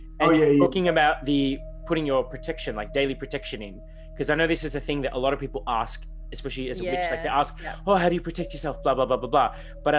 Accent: Melbourne, Victoria, Australia; So I'm from Melbourne

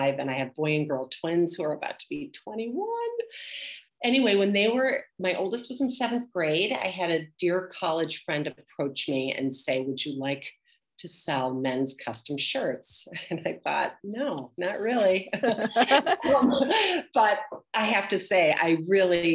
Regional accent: Milwaukee, Wisconsin, United States; moved away as an adult; also born or lived in Madison, Wisconsin; now in Boston, United States; I grew up in Milwaukee, Wisconsin.

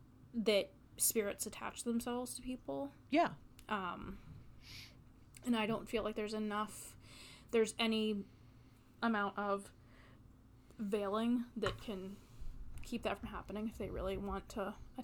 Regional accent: Wheeling, West Virginia, United States; I grew up in Wheeling.

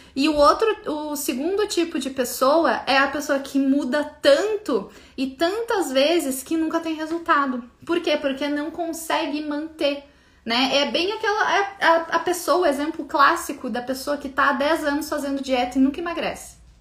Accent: Brazil

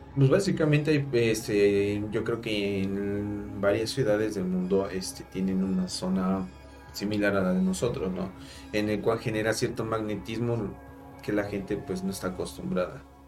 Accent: Mexico; como mexicanos

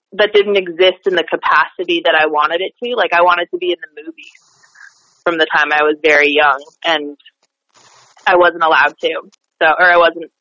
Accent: Rochester, New York, United States; also born or lived in New Bern, North Carolina; Grew up there, graduated from high school there

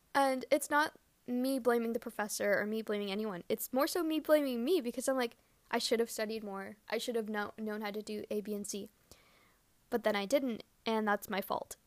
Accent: Canada; growing up in Canada

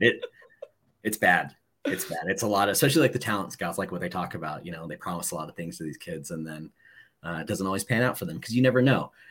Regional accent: Southern California, United States; moved away; also born or lived in Washington; I was born in Southern California. Um, Moose's family, my family are all Angel fans, grew up not too far from Anaheim Stadium

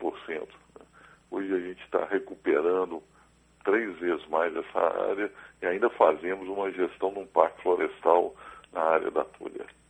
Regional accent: Belo Horizonte, Minas Gerais, Brazil; eu nasci em Belo Horizonte

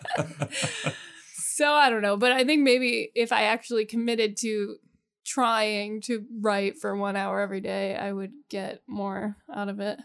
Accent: the Poconos, Pennsylvania, United States; I grew up in the Poconos

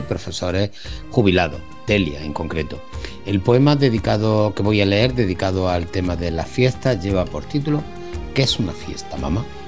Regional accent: San Fernando, Andalusia, Spain; Soy de San Fernando y pertenezco al grupo literario

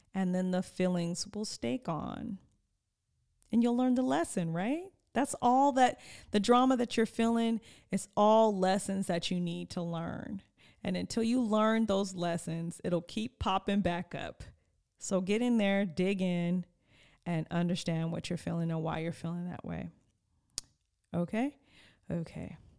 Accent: Oxnard, California, United States; eleven thirty-three was my grandmother's address in Oxnard. which is my home

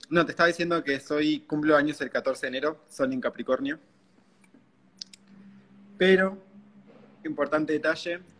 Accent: Uruguay; soy acá de Uruguay.

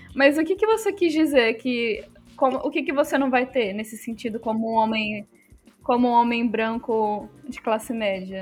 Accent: Volta Redonda, Rio de Janeiro, Brazil; eu cresci em Volta Redonda, no Rio de Janeiro, na periferia

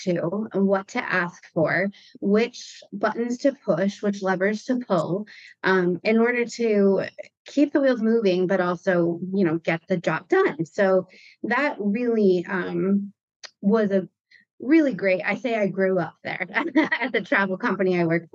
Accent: Michigan, United States; now in Rhode Island, United States; I was in Rhode Island the whole time, and I grew up in Michigan.

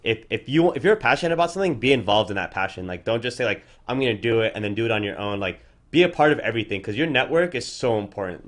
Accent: Orange County, California, United States; We're from Orange County.

